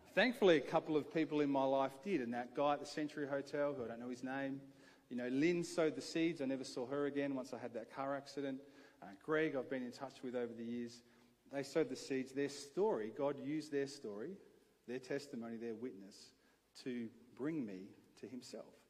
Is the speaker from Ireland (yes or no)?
no; Adelaide, South Australia, Australia; I grew up here in Adelaide